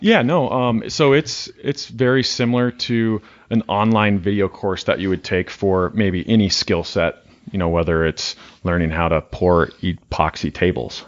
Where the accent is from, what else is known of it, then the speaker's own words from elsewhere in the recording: Montana, United States; now in Wyoming, United States; I'm from Montana